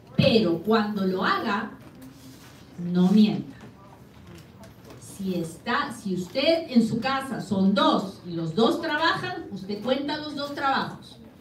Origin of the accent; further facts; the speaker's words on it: Peru; now in United States; Yo soy bien peruana a la hora que hablo